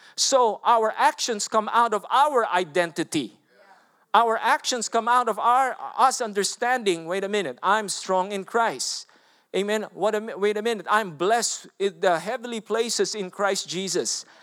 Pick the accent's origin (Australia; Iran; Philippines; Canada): Philippines; English is a second language; moved away; I'm a Filipino. I don't know even to speak English.